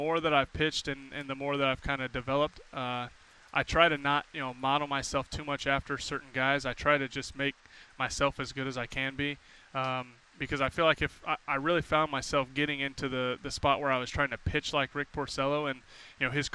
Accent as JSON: {"language": "English", "town": "Indianapolis", "region": "Indiana", "country": "United States", "tie": "born or raised there", "said": "I grew up in Indianapolis"}